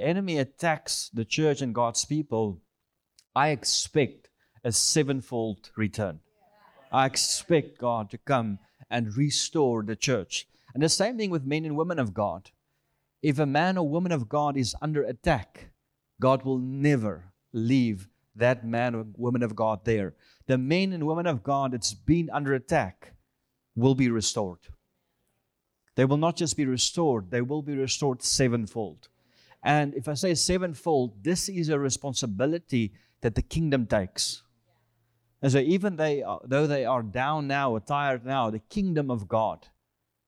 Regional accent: South Africa; I'm from South Africa, born in South Africa, and we are currently here in the U.S. We're heading back home end of this month

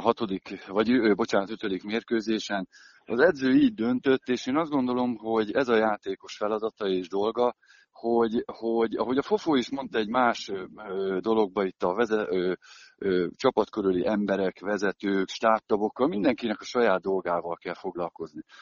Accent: Szolnok, Jász-Nagykun-Szolnok, Hungary; én Szolnokon nevelkedtem, ott kerültem be a profi világba

